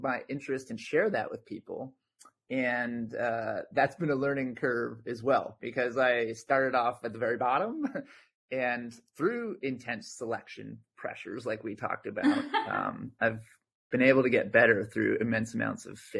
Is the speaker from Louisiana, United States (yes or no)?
no; New Jersey, United States; moved away as an adult; now in Aarhus, Denmark; I grew up in New Jersey